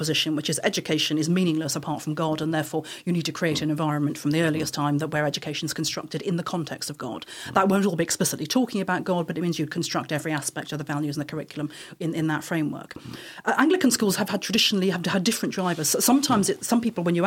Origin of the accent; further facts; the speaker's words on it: United Kingdom; also born or lived in Dublin, Ireland; I was born in Dublin, but I grew up in this country